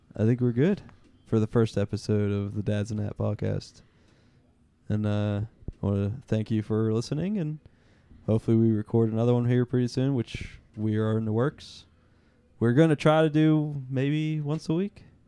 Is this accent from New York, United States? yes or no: no; Pittsburgh, Pennsylvania, United States; we are from Pittsburgh